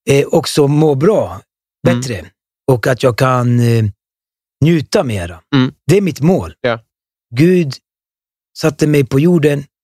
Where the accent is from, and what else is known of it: Norsborg, Stockholm County, Sweden